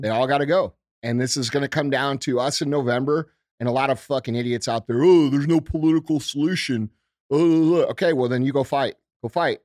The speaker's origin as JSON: {"language": "English", "country": "United States", "said": "as a American citizen"}